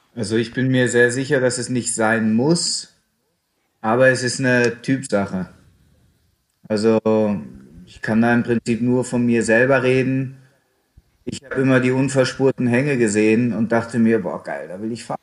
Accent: Hanover, Lower Saxony, Germany; moved away as an adult; also born or lived in Tyrol; Ich bin auch als Hannoveraner da reingewachsen

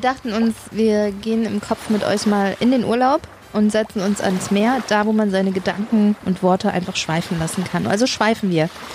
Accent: Sauerland, North Rhine-Westphalia, Germany; als ich groß geworden bin im Sauerland.

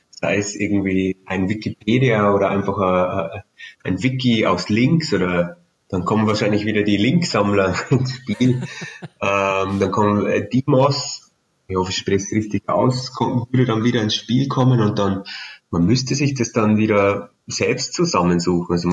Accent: Bavaria, Germany; als Bayer kenne ich jetzt nicht jeden Berg

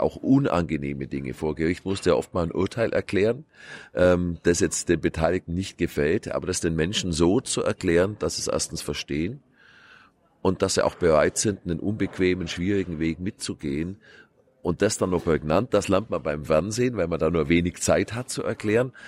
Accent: Kempten, Bavaria, Germany; Ich komme aus Kempten im Allgäu, also äußerster südlicher Rand der Republik

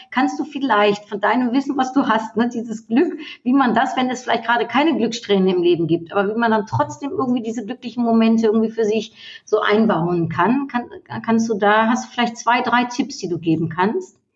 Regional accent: Netherlands; now in Germany; als Niederländerin und in Deutschland

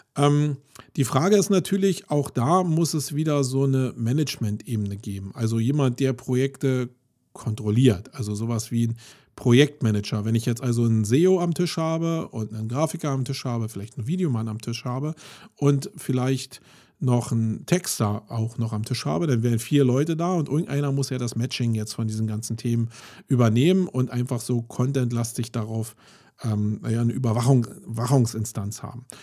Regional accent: Germany; wir uns als Deutsche

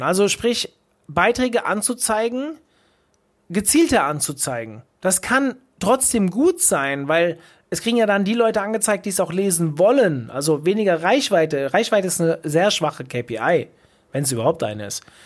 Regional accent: Hesse, Germany; ich bin ja aus Hessen

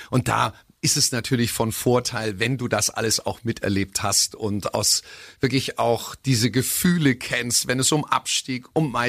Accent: Augsburg, Bavaria, Germany; also born or lived in Berlin; Bin gebürtig in Berlin, mhm. aber mit vier Wochen nach Augsburg gekommen.

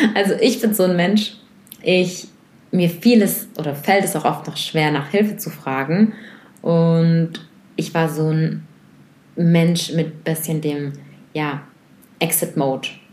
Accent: Germany; bei uns in Deutschland

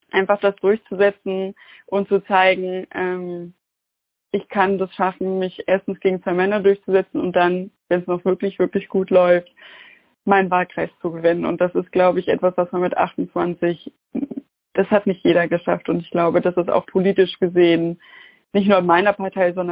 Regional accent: Saxony-Anhalt, Germany; Und ich bin ja Nachwendekind, also ich bin in Sachsen-Anhalt groß geworden und das hat mich schon getroffen.

